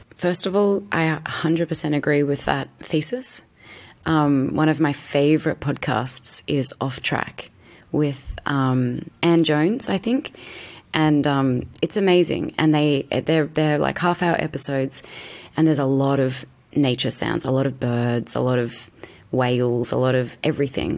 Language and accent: English; Australia; I'm an Aussie actress